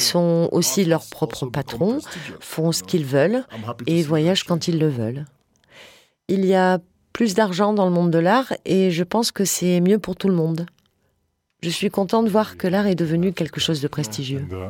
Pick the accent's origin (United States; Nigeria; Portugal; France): Nigeria; now in Berlin, Germany; sur le Nigeria me concernant